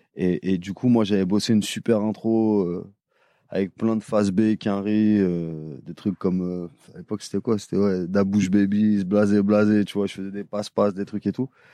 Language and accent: French; Paris, Île-de-France, France; je suis de Paris